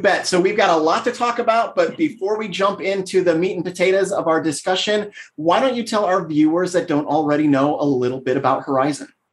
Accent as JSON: {"language": "English", "area": "Midwest", "region": "Northwest Indiana", "country": "United States", "said": "I'm a Midwesterner myself. I'm in uh, Northwest Indiana"}